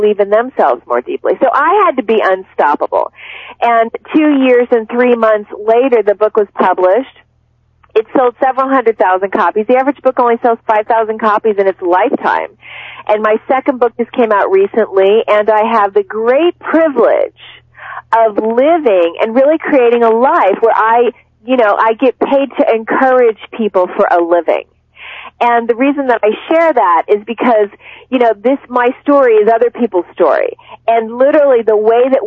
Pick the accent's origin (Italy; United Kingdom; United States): United States; Cincinnati, Ohio; when I was growing up, I'm from Cincinnati, Ohio.